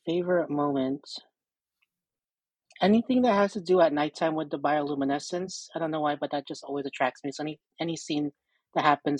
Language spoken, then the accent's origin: English; California, United States; I'm from California